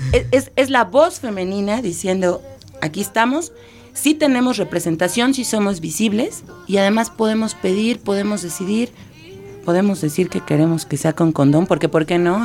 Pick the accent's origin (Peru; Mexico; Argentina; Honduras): Mexico; Mexico City; soy citadina, soy de esta ciudad monstruo